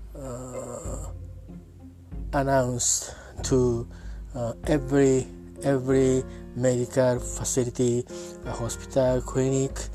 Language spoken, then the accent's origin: English; Yokohama, Kanagawa, Japan; English is a second language; I'm from talking from Japan at my hometown, uh, Yokohama City.